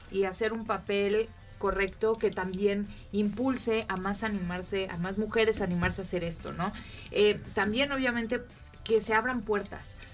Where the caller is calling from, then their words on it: Mexico City, Mexico; de la Ciudad de México.